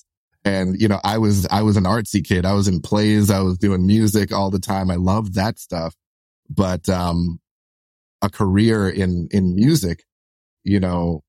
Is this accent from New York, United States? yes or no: yes; New York City, New York, United States; we're like solidly like middle class, lower middle class, you know, growing up in Brooklyn